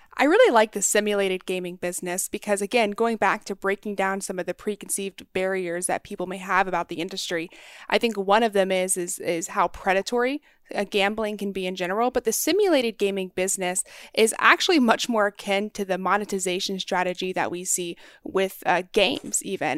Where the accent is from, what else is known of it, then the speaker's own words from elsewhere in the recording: North Texas, United States; I grew up in North Texas, right there on the border of Oklahoma